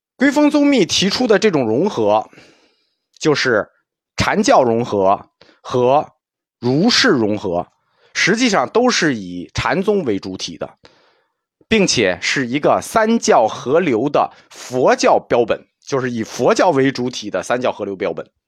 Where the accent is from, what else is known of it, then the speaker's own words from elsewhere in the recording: China; 我们中国人就懂了